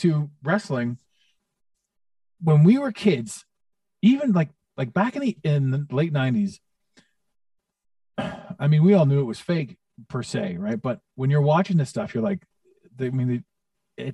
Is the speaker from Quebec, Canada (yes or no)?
no; Toronto, Ontario, Canada; in Toronto, in my hometown